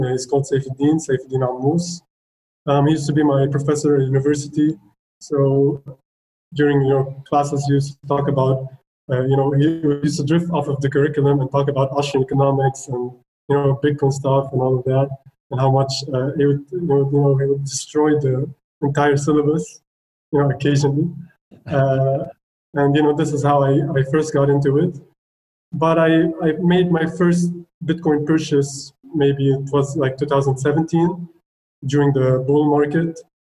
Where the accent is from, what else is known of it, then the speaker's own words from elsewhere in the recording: Lebanon; I'm from Lebanon. I'm currently living in the rural part of Lebanon, but right now I'm in Beirut.